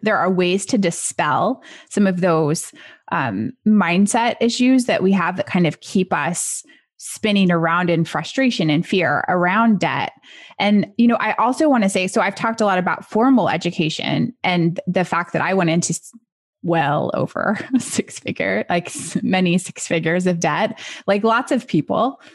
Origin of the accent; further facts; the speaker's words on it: United States; as an American